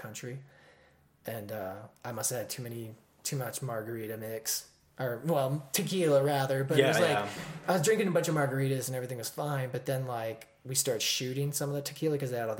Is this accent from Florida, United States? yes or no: no; Dubuque, Iowa, United States; moved away; I grew up in a town called Dubuque, Iowa